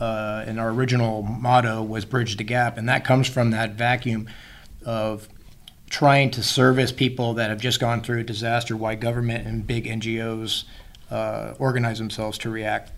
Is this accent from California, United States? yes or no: yes; Riverside, California, United States; I was born and raised in Riverside, California, so I'm native Californian.